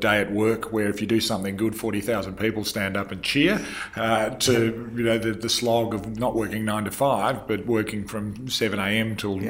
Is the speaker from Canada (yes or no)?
no; Western Australia, Australia; I'm somewhat unique as an Australian rugby player coming from Western Australia.